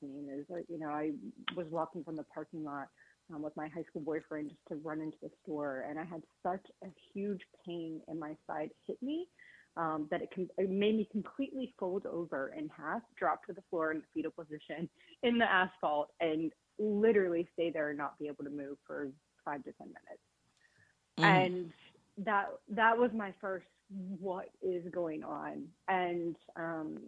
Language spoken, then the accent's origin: English; Virginia, United States; moved away as an adult; I am originally from Virginia. I grew up in kind of that area of the country